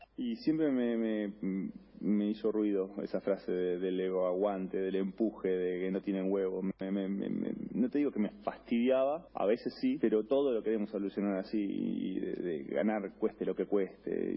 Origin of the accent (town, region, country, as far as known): Argentina